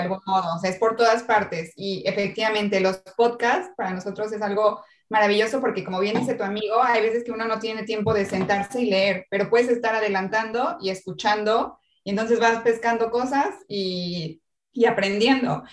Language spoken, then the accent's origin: Spanish; Mexico; moved away as an adult; now in Chile; yo soy mexicana, estoy en Chile, llegué en marzo del año pasado